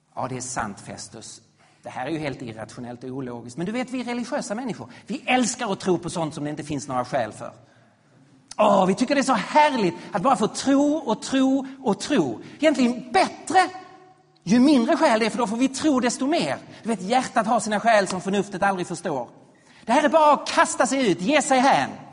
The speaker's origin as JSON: {"language": "Swedish", "country": "Sweden", "said": "vi som svenskar"}